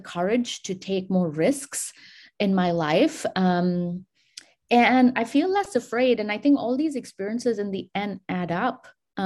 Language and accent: English; India; I grew up in India